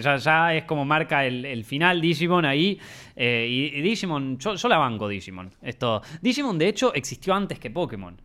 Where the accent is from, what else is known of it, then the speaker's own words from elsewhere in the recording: Argentina; todos los que nacimos en Argentina o en Latinoamérica